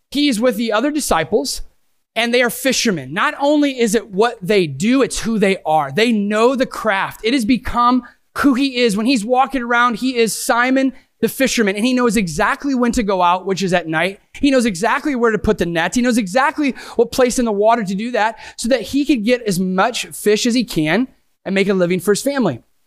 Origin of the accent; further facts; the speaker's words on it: Sandusky, Ohio, United States; I am from Sandusky, Ohio. Yes, I literally live five minutes from Cedar Point